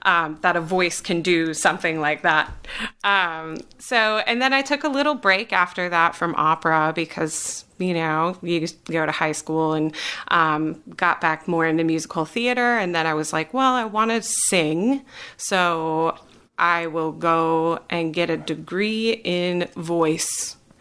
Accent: Wisconsin, United States; moved away as an adult; now in North Carolina, United States; I am originally from Wisconsin

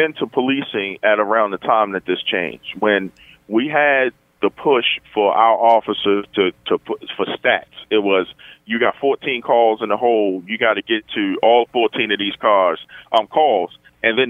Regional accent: Baltimore, Maryland, United States; cops that I grew up with in the Western District, I knew their names

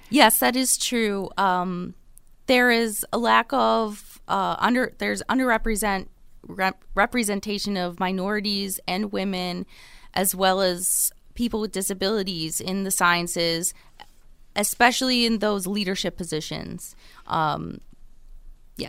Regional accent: Buffalo, New York, United States; also born or lived in Rochester / Chapel Hill; I am originally from Buffalo

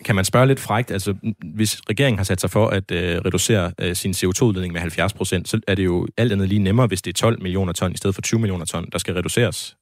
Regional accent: Denmark; jeg som øh, dansker

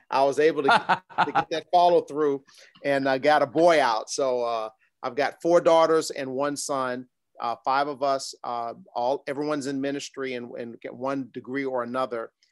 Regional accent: New York City, New York, United States; I was born in Brooklyn, New York, grew up, uh, in a traditional, uh, nuclear family

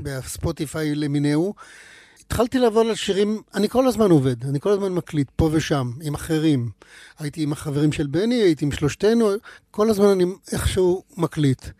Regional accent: between Mishmarot and Pardes Hanna, Haifa District, Israel; למקומות האלה שבין משמרות לפרדס חנה, איפה שגדלתי

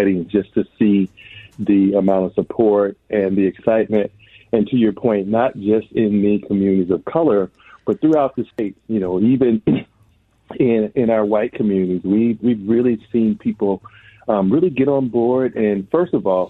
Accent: Twin Cities, Minnesota, United States; I grew up here in the Twin Cities

